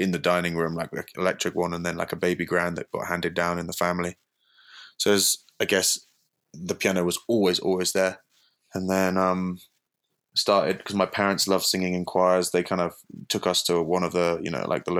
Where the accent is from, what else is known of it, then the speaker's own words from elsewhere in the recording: London, United Kingdom; now in Boulder, United States; From London